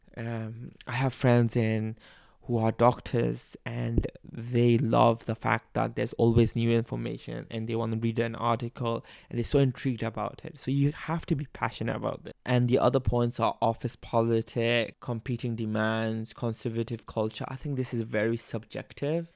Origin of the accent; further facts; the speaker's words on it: Bangladesh; accent: a bit Australian; now in Melbourne, Australia; but I am from Bangladesh. Uh, I grew up there